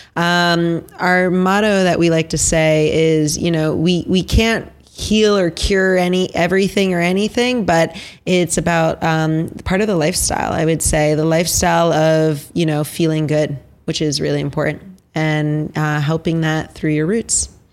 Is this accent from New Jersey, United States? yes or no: yes; Basking Ridge, New Jersey, United States; I grew up in Basking Ridge, New Jersey.